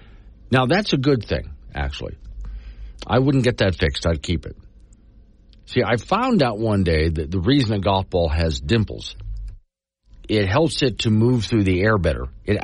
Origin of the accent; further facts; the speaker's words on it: Florida, United States; now in Wyoming, United States; When I was growing up in Florida